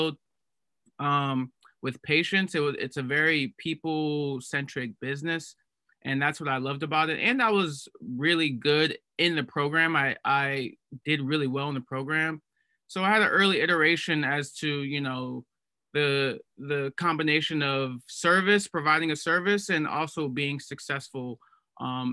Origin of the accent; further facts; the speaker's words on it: Cleveland, Ohio, United States; moved away as an adult; now in Boston, United States; I'm originally from Cleveland, Ohio, and right now I'm at Tufts University